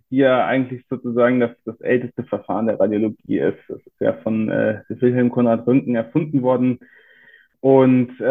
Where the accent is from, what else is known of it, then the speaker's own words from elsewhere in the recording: Bonn, North Rhine-Westphalia, Germany; also born or lived in Frankfurt; now in Cologne, Germany; Ursprünglich gebürtig komme ich aus Bonn, bin dann fürs Studium und die Facharztausbildung zumindest die ersten drei Jahre nach Frankfurt gegangen.